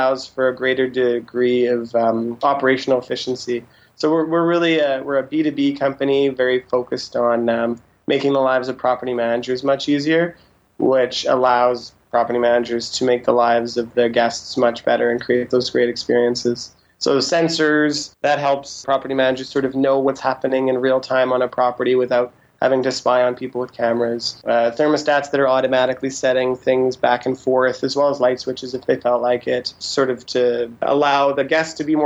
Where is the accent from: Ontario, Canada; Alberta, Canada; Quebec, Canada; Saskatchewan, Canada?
Saskatchewan, Canada; moved away; I'm originally from Saskatchewan, so most of my family's Mennonite, and so they're not super keen on technology